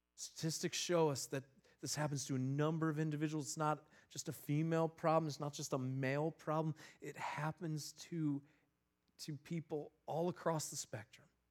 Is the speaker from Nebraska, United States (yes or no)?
no; Northeast Ohio, United States; I grew up in Northeast Ohio